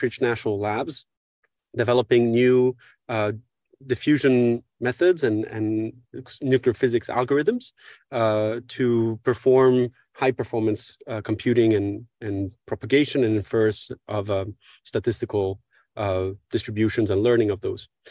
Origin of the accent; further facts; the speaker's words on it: Paris, Île-de-France, France; also born or lived in Mexico / United States; I grew up here in Paris, uh, from where I'm speaking right now.